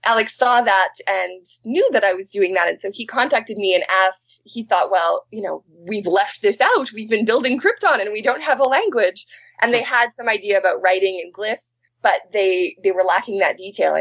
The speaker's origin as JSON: {"language": "English", "region": "Manitoba", "country": "Canada", "also_born_or_lived": "Alberta", "moved": "as an adult", "lives_now": "British Columbia, Canada", "said": "I'm from Manitoba, so I originally learned the Swampy Cree. And then I moved to Alberta to do my PhD"}